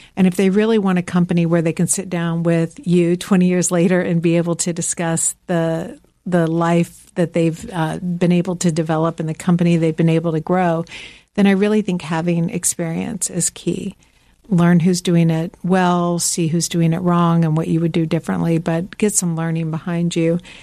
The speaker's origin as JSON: {"language": "English", "region": "Georgia", "country": "United States", "tie": "born or raised there", "also_born_or_lived": "Midwest", "moved": "yes", "lives_now": "Greenwich, Connecticut, United States", "said": "I'm from the South"}